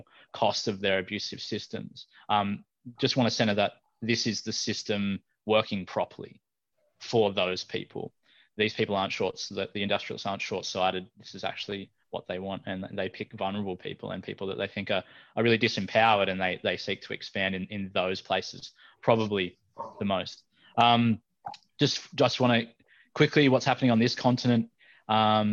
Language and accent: English; Taree, New South Wales, Australia; moved away; also born or lived in Newcastle, New South Wales; I was raised up on Biripi country, you know, around Taree.